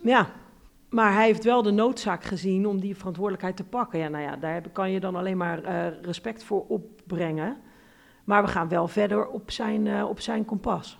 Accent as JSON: {"language": "Dutch", "town": "Rotterdam", "region": "South Holland", "country": "Netherlands", "said": "Ik kom ook uit Rotterdam West. Hm. Dus uit de wijk waar arm en rijk door elkaar woont."}